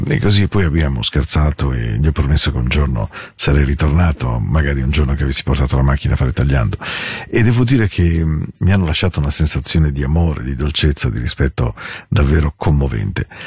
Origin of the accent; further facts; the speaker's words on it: Ticino, Switzerland; Dal Ticino